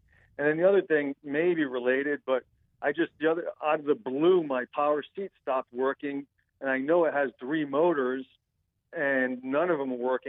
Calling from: Florida, United States; South Florida.

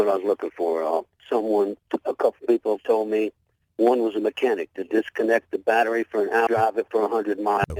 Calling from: Gonzales, Louisiana, United States

